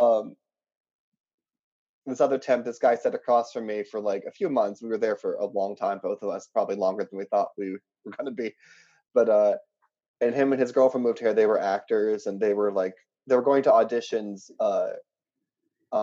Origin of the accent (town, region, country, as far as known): West Virginia, United States; born or raised there; also born or lived in Pittsburgh; now in Chicago, United States